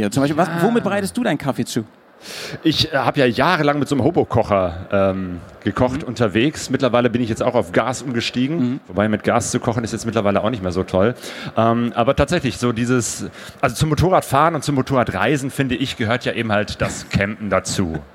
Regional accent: Bergisch Gladbach, North Rhine-Westphalia, Germany; also born or lived in Cologne; now in Essen, Germany; Ich bin gebürtiger Kölner. Bist du das? Ja, also ich bin hier nicht aufgewachsen, sondern in Bergisch Gladbach

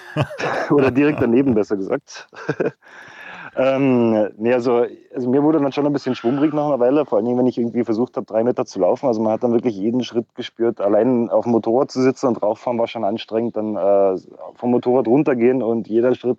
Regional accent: Germany; als äh, Deutscher

